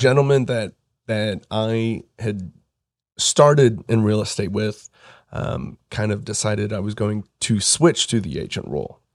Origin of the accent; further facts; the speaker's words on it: Pittsboro, Indiana, United States; I grew up in Hendricks County, Pittsboro, um, was there for a while before I moved downtown.